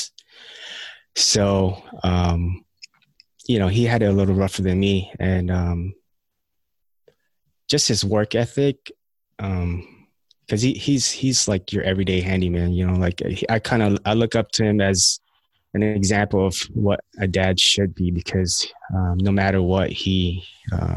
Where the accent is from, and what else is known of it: United States; born or raised there; also born or lived in Philippines